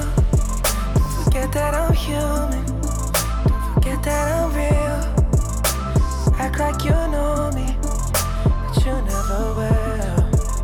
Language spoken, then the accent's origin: English; Denver, Colorado, United States; now in Tulsa, United States; I'm originally from Denver